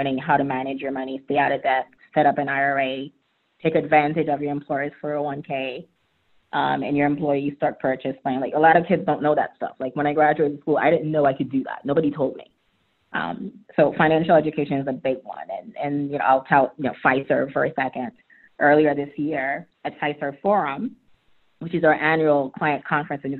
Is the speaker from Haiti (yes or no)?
yes; Haiti; now in Atlanta, United States; I'm an immigrant. I was born and raised in Haiti. My parents moved to the U.S.